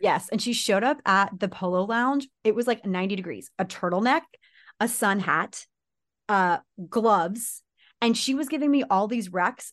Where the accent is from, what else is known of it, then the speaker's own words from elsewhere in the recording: United States; I'm American